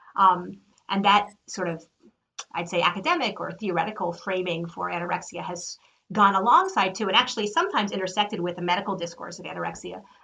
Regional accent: United States; as an American

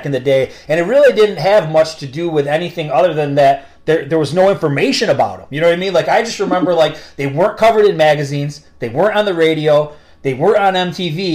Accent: upstate New York, United States; where are you from? And I told him upstate New York, and he's like, you have the same exact dialect as Joey and Eric.

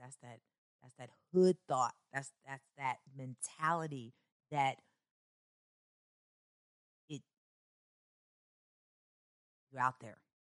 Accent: Chicago, Illinois, United States; also born or lived in Kentucky; even though I was born and raised in Chicago, there was a lot of back and forth from Chicago to Kentucky

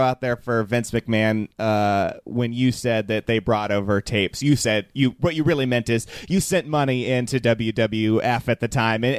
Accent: Northern California, United States; I'm from Northern California.

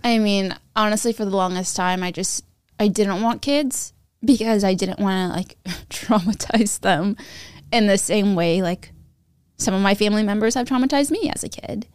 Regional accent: Sacramento, California, United States; I grew up near Johnny Carino's, which is, like, a fran-, an Italian franchise. in Sacramento

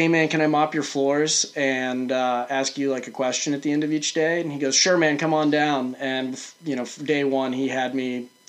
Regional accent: St. Louis, Missouri, United States; now in Maine, United States; I grew up in St. Louis, and there's a pretty big brewery there

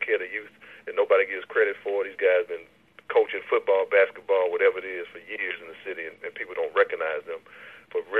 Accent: Baton Rouge, Louisiana, United States; when I grew up here in Baton Rouge

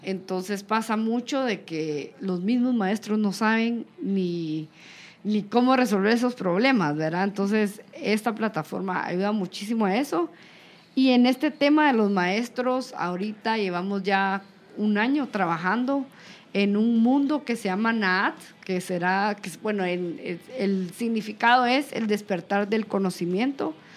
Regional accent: Guatemala

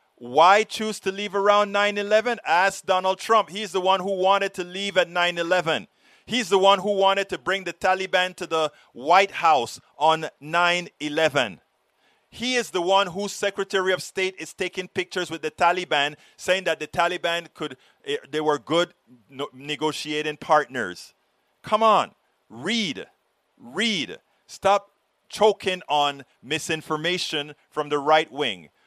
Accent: Panama; moved away; I'm from Panama

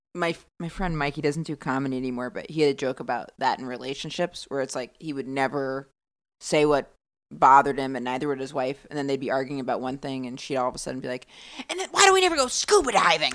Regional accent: rural Maine, United States; moved away as an adult; also born or lived in Boston / New York; I grew up in really rural Maine

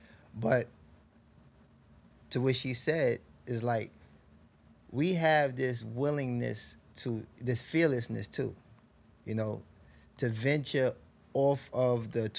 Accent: New York City, New York, United States; So even growing up in Harlem, like, people that know me in Harlem, I was in every borough. I knew dudes in the Bronx, Brooklyn, Queens.

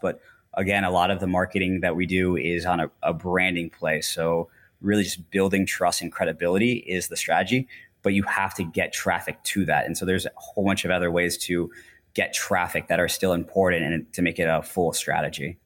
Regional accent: Orlando, Florida, United States; moved away as an adult; also born or lived in Asia; I grew up in Orlando

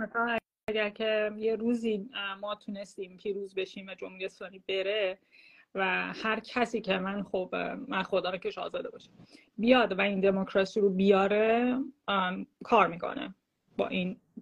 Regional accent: Iran; moved away as an adult; مردم ایران بود که من خودم جز بشم حالا الان ده سال زندگی نمیکنم

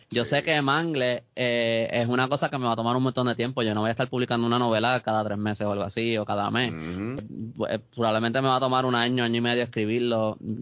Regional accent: Puerto Rico

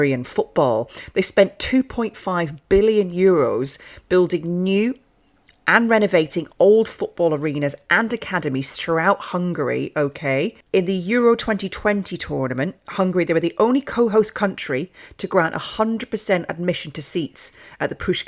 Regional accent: Scot, Scotland, United Kingdom; as a Scot

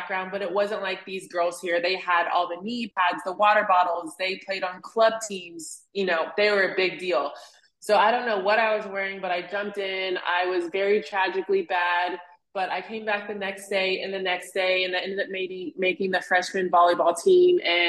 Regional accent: Cincinnati, Ohio, United States; I was born and raised in Cincinnati, Ohio

